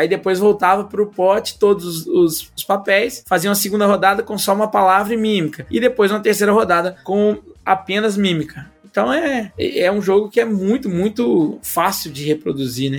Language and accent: Portuguese; Brazil; eu sou brasileiro